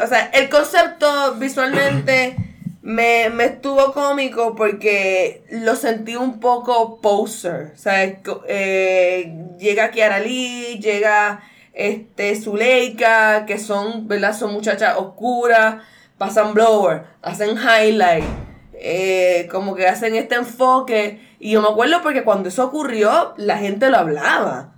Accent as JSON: {"language": "Spanish", "country": "Puerto Rico", "said": "yo, pues, supuestamente soy legit boricua mezclada"}